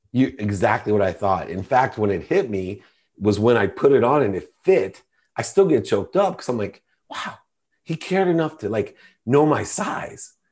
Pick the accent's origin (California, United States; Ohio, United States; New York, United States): Ohio, United States; Akron; I grew up, I was born in Akron, Ohio, which is a small town